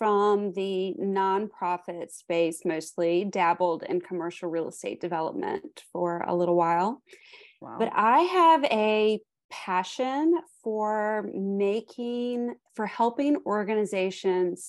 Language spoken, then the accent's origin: English; Greenville, South Carolina, United States; also born or lived in New Zealand; I am coming to you from Greenville, South Carolina. This is where I was born and raised.